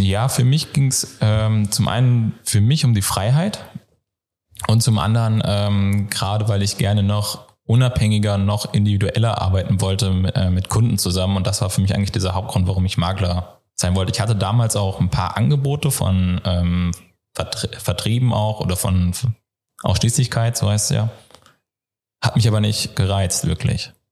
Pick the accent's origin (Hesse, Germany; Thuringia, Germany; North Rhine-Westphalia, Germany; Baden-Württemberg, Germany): Hesse, Germany; North; moved away as an adult; also born or lived in Giessen, Germany; ich komme ursprünglich aus Nordhessen, bin dann nach Mittelhessen gezogen, nach Gießen